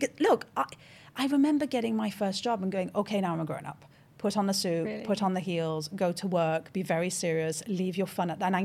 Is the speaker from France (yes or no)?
yes; France; first language French; English is a second language; Born in France, bilingual, French is my first language, did all my education in French until the age of 21.